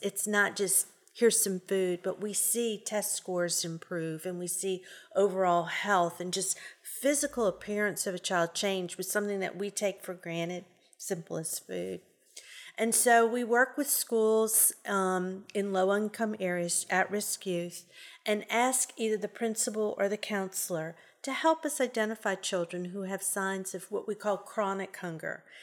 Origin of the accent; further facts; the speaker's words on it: New Orleans, Louisiana, United States; moved away as an adult; now in Shreveport, United States; I am originally from New Orleans, and sometimes I say words and it's, you'll know I'm from New Orleans.